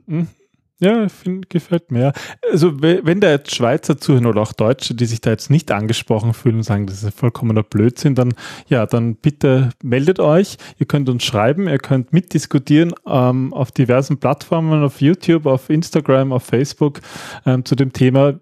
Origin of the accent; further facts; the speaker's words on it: Austria; wir Österreicher